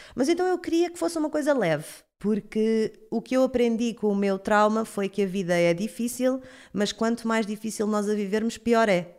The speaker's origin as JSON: {"language": "Portuguese", "town": "Cacém", "region": "Lisbon", "country": "Portugal", "also_born_or_lived": "Caldas da Rainha", "said": "Eu, eu sou do Cacém"}